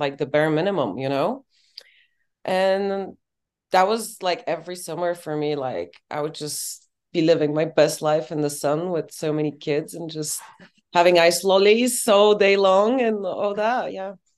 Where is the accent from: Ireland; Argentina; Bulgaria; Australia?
Bulgaria; moved away as an adult; also born or lived in Colorado, United States; now in London, United Kingdom; growing up in Bulgaria